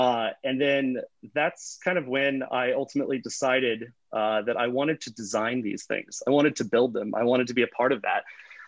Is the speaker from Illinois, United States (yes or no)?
no; Florida, United States; I grew up in Florida.